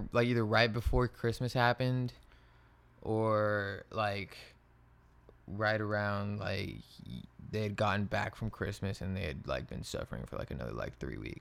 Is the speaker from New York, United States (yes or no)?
no; Texas, United States; I'm from Texas, man. Like. OG Texas native.